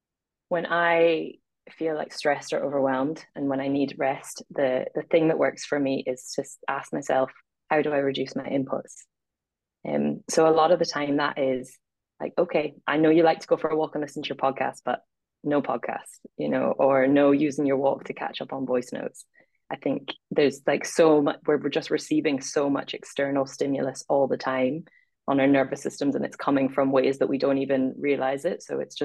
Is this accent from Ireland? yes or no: yes; Ireland; accent: mid-Atlantic; also born or lived in Scotland / Middle East; It's a mid-Atlantic accent. I was born in Scotland, and then I spent my first 10 years living in the Middle East, and I went to an international school, so that was just a weird foundation. And then I'm from Ireland.